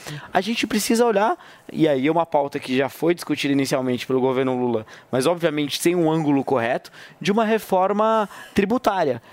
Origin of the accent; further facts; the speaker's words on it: Brazil; eu, como brasileiro, cidadão brasileiro